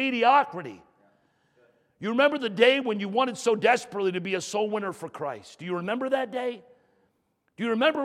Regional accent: New York, United States; moved away; I grew up in New York

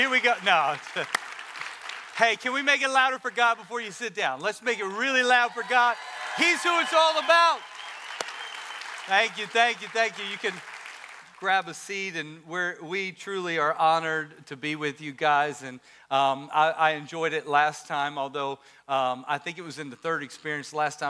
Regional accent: Maryland, United States; She's our Maryland queen. We come from Maryland.

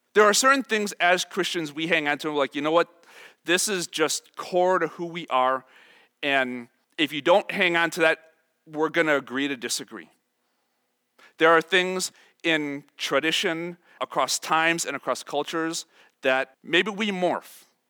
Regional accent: Chicago, Illinois, United States; I am from Chicago, I am about the poster child of suburban Chicago life

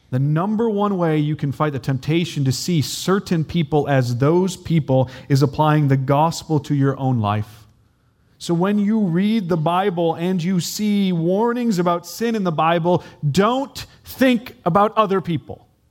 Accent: United States; I'm American

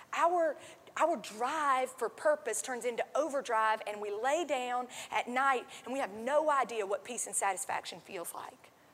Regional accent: North Carolina, United States; I am from North Carolina

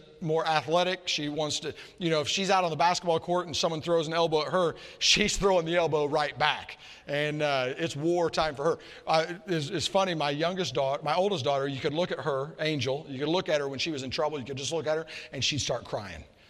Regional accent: Murfreesboro, Tennessee, United States; I'm from Murfreesboro, Tennessee, Nashville area.

